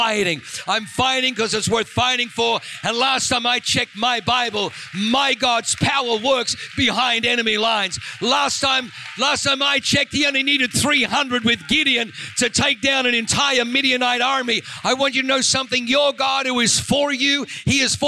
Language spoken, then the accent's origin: English; Australia; moved away; I'm from Australia